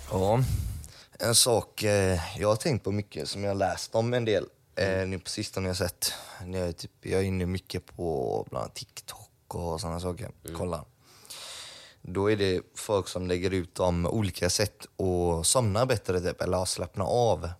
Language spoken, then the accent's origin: Swedish; Gothenburg, Västra Götaland, Sweden; Jag var ju uppvuxen i Eriksbo.